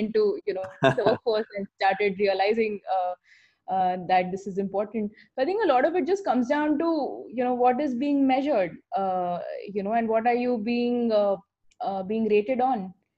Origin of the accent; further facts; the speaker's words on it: Ahmedabad, Gujarat, India; my childhood and growing up in Ahmedabad